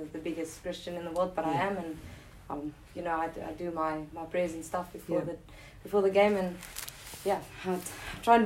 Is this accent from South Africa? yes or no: yes; South Africa; being a South African cricketer or yeah. sports person